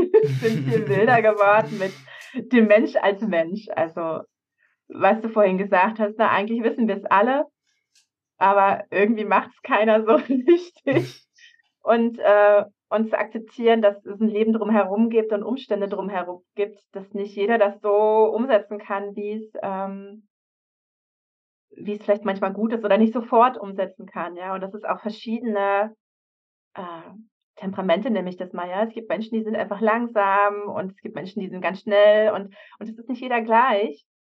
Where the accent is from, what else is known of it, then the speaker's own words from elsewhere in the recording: Havelberg, Saxony-Anhalt, Germany; Also zum Beispiel jetzt am, am Freitag fahre ich in meine Heimat Havelberg